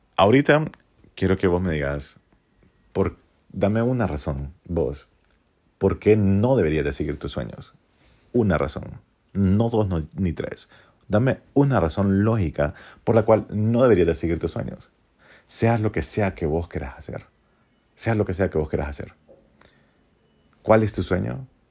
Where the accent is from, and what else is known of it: Honduras; born or raised there